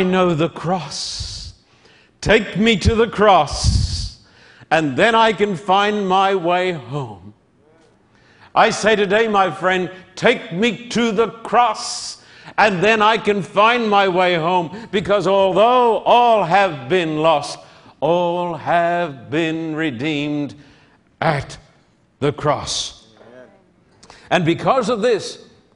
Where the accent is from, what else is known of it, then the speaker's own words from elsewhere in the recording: Brisbane, Queensland, Australia; When I was a boy, growing up in Brisbane, which was the capital of Queensland, which is a state above North New South Wales in Australia